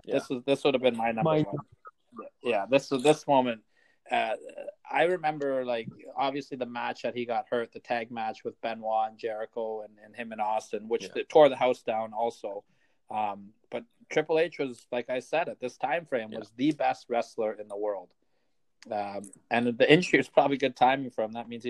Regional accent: Canada; also born or lived in Toronto; We're Canadian.

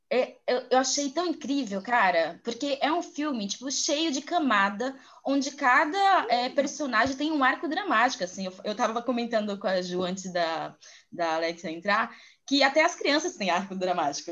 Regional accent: interior of Bahia, Brazil; Eu sou do interior da Bahia

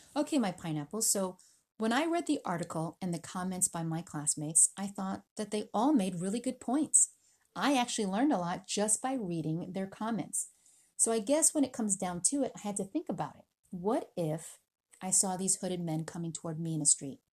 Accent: United States; also born or lived in Philippines; I was born in the Philippines. I was raised in America.

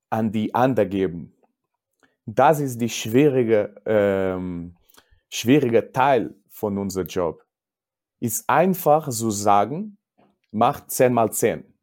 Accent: Portugal; German is a second language; aber ich bin Portugiese und ich habe keine Angst, über mich zu sprechen.

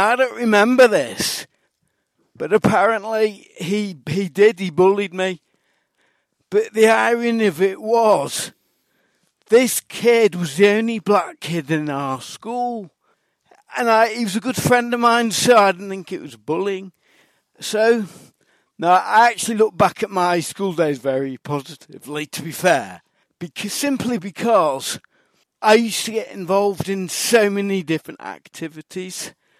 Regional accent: Manchester, North West England, United Kingdom; accent: Mancunian; used to speak with a strong Mancunian accent that I picked up in primary school.

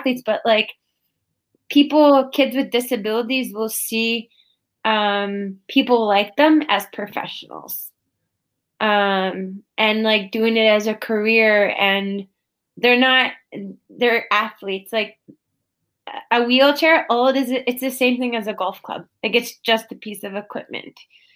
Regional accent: Prince Albert, Saskatchewan, Canada; my hometown in Prince Albert, Saskatchewan, in Northern Sask

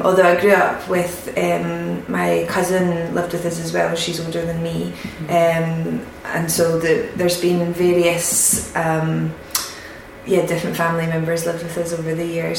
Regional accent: Greenock, Scotland, United Kingdom; also born or lived in Glasgow; now in Edinburgh, United Kingdom; I'm from Greenock originally

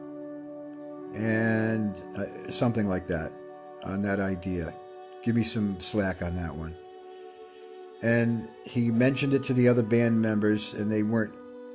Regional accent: Rhode Island, United States; I'm from Rhode Island.

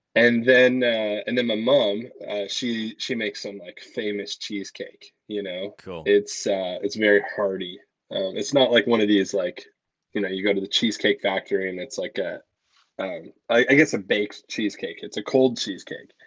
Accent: Oshawa, Ontario, Canada; I was born in Oshawa, Ontario

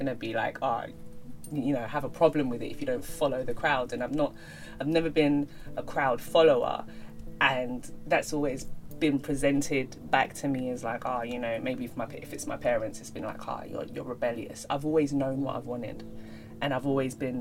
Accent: London, United Kingdom; growing up in London, you know, it weren't cute to be Nigerian

